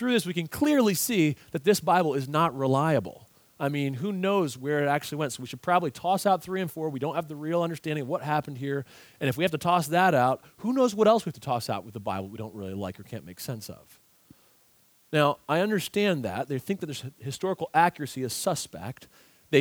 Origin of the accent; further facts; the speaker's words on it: United States; as American readers